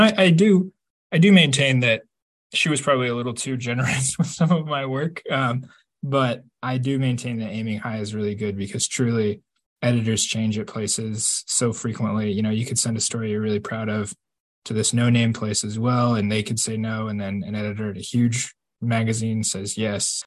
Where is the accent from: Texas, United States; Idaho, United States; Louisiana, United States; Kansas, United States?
Kansas, United States; I grew up in Kansas. We've got nothing but big blue skies.